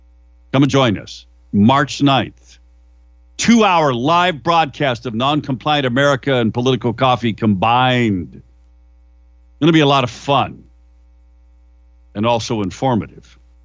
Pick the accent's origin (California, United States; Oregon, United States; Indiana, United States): Oregon, United States; Keizer; I was born and raised in Kaiser.